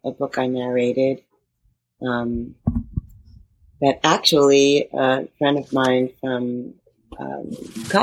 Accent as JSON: {"language": "English", "town": "Montclair", "region": "New Jersey", "country": "United States", "also_born_or_lived": "Manhattan, New York", "moved": "yes", "lives_now": "New York City, United States", "said": "I'm from New Jersey, Montclair, New Jersey, live in Manhattan"}